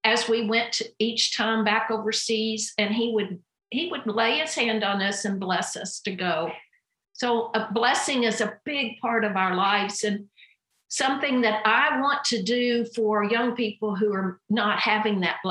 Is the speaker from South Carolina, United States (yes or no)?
no; Kentucky, United States; I grew up in a pastor's home in Kentucky